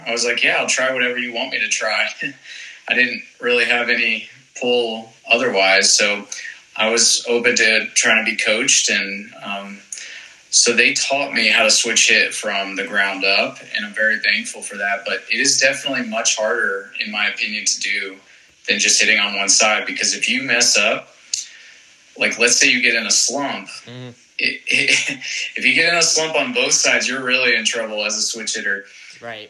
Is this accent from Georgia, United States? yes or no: yes; East Cobb, Georgia, United States; I'm from East Cobb, which is just north of Atlanta.